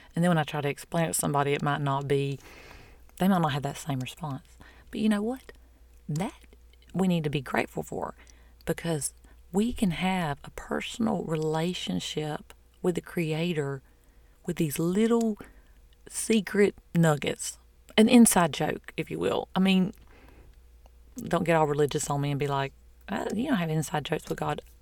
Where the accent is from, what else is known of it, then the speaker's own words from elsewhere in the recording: the South, United States; I'm from the South